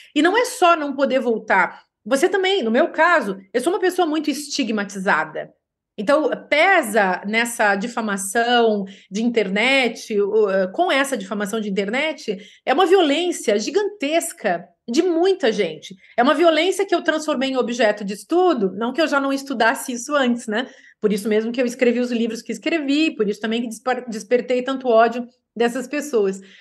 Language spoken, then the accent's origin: Portuguese; Brazil; moved away as an adult; also born or lived in Rio de Janeiro / United States; eu vivia muito feliz no meu país.